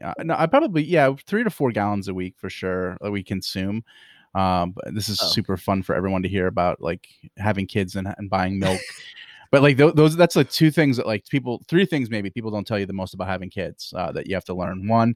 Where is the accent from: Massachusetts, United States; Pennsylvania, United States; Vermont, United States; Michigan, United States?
Pennsylvania, United States; I'm from Pennsylvania